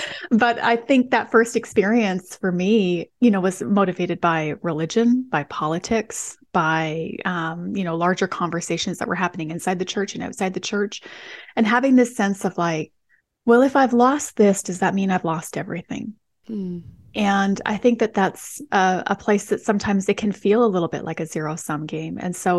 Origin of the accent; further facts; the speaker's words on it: Western Canada, Canada; so I'm from Western Canada. And so I grew up in kind of more of a post-Christian environment in a lot of ways.